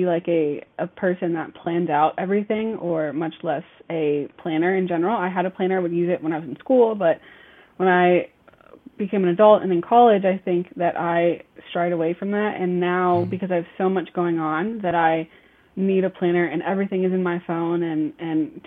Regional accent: Texas, United States; now in Charlotte, United States; I actually live in Charlotte, North Carolina, born and raised in Texas, but I've lived in Charlotte for a very long time now

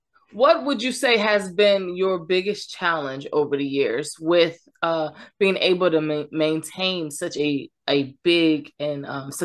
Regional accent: Voorhees, New Jersey, United States; I was born in Voorhees.

